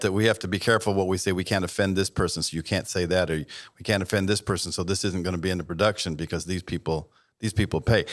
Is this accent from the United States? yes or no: yes; Southern California, United States; I grew up in Southern California listening to Chuck Smith and then Greg Laurie